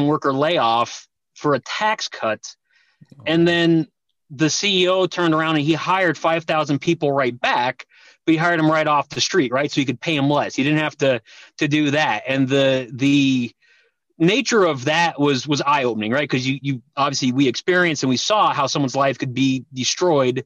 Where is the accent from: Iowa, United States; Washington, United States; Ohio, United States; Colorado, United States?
Colorado, United States; Denver; I grew up in Denver, Colorado, came from Eastern European background